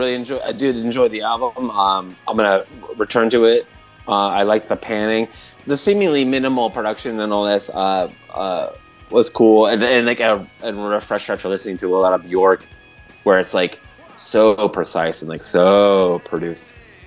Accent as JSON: {"language": "English", "region": "Michigan", "country": "United States", "said": "Well, I'm a bit from Michigan, yeah."}